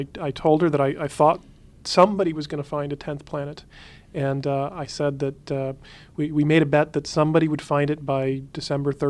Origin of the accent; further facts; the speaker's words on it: Huntsville, Alabama, United States; I grew up in Huntsville, Alabama, which is where they were building the Saturn V rockets